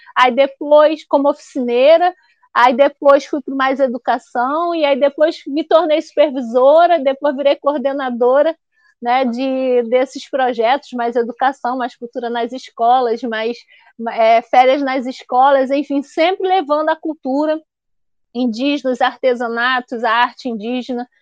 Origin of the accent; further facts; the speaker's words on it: Duque de Caxias, Rio de Janeiro, Brazil; also born or lived in Esperança, Paraíba / Lagoa do Mato, Paraíba; eu cresci em Jardim Anhangá, terceiro distrito